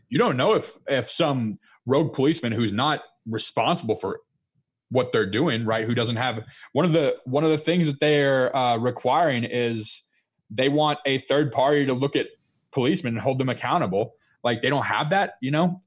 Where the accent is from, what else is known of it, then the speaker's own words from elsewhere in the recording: United States; I'm an American who believes in freedom